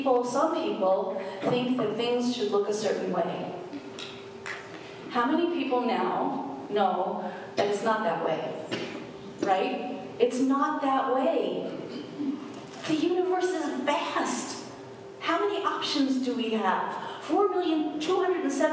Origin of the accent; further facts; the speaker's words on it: New York, United States; I grew up in New York, and I went to acting school in American Academy of Dramatic Arts